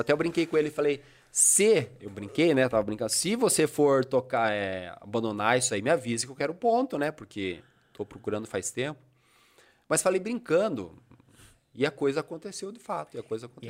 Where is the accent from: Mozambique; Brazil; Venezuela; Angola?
Brazil; also born or lived in Bituruna; como a minha cidade natal é aqui